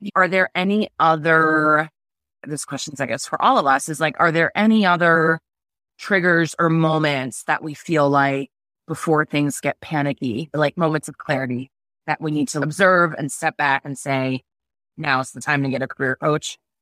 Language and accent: English; New York City, New York, United States; moved away as an adult; now in Madison, United States; I'm from the New York City area.